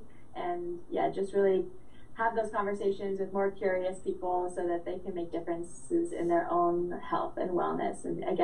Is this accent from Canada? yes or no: yes; Winnipeg, Manitoba, Canada; Canadian. Right. I'm originally from Winnipeg, and I'm an athletic therapist.